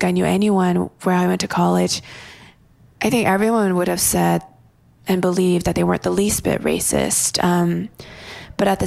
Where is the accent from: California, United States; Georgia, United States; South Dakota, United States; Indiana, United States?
California, United States; a town outside of LA; I grew up in a town outside of LA where... Well, my high school was 80% Asian and... the majority of that was mostly Korean. I'm Korean American.